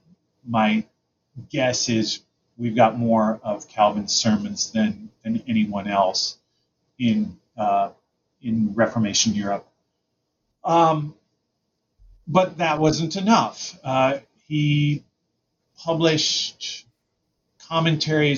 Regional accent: United States; I'm an American

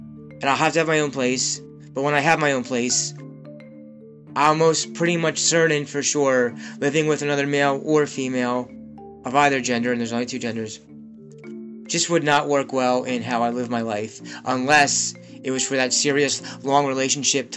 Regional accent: Pennsylvania, United States; a 37 single Jewish man from Pennsylvania

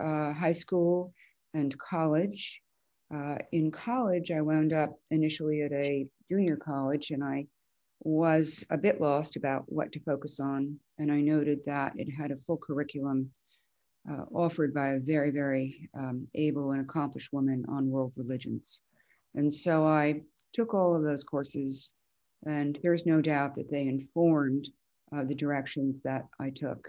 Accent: New York City, New York, United States; I grew up in New York City

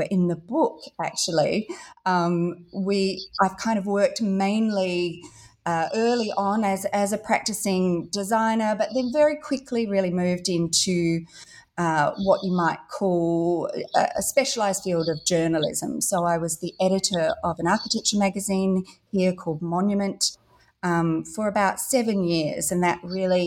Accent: Perth, Western Australia, Australia; moved away; also born or lived in London; I grew up in Western Australia here in Australia, so in Perth

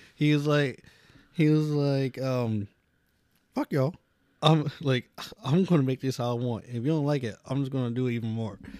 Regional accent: Pennsylvania, United States; we're from Appalachia

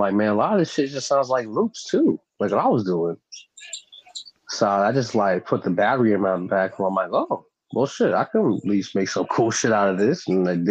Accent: Brooklyn, New York, United States; born or raised there

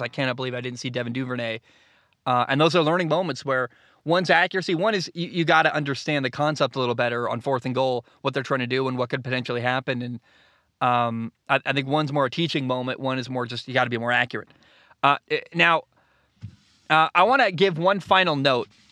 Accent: United States; I grew up in America.

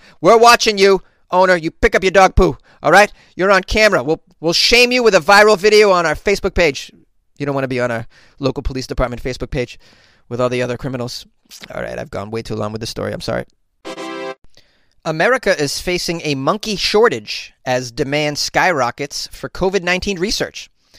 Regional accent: Massachusetts, United States; a condo development in Massachusetts, my home state, implemented DNA testing

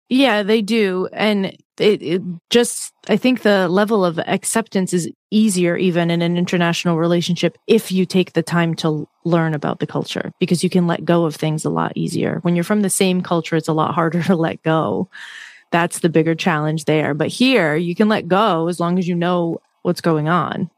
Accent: Massachusetts, United States; I grew up where I grew up in Massachusetts is not too far from the beaches

